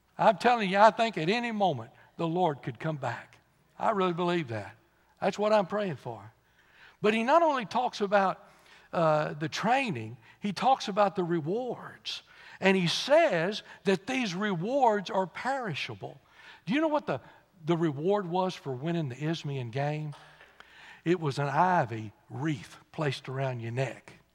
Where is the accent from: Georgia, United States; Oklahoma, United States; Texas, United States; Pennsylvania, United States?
Texas, United States; I said, "Texas."